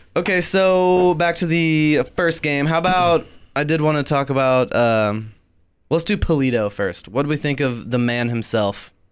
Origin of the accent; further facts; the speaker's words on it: Kansas City, United States; I am from Kansas City.